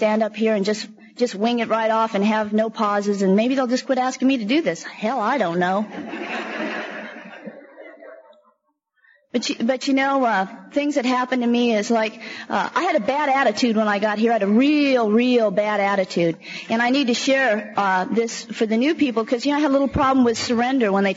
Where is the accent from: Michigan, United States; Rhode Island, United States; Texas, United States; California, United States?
California, United States; San Francisco; also born or lived in San Jose / Alameda / Oakland; I grew up in San Francisco, Alameda, and Oakland most of the time in low-income housing. The majority of the time we lived out in the Fillmore District in San Francisco.